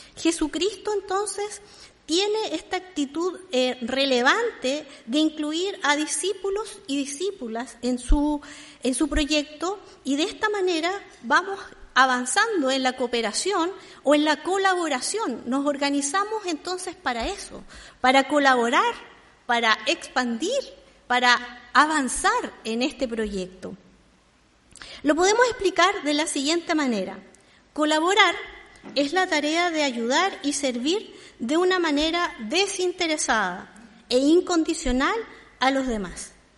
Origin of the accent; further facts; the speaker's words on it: Santiago, Santiago Metropolitan Region, Chile; yo soy santiaguina en Santiago